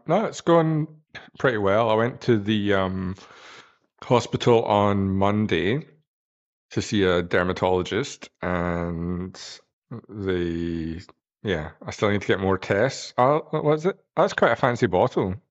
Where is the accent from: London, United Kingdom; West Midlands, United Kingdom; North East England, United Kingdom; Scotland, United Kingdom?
Scotland, United Kingdom; moved away; I'm from Scotland